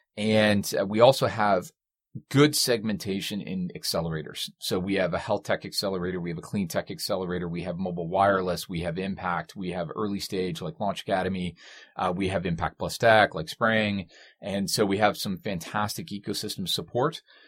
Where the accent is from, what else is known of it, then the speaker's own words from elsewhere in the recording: Canada; we are Canadian